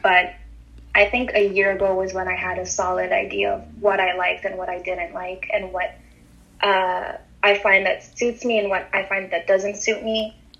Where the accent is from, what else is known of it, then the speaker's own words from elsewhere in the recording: Montreal, Quebec, Canada; I'm from Montreal in Canada, born and raised.